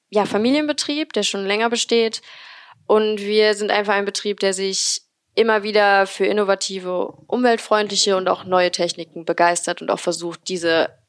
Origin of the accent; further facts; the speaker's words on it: Remscheid, North Rhine-Westphalia, Germany; Also wie schon gesagt … Ich bin 23 und komme hier aus Remscheid.